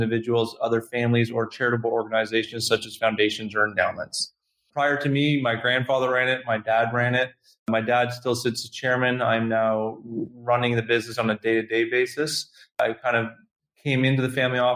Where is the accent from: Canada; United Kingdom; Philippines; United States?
Canada; being Canadian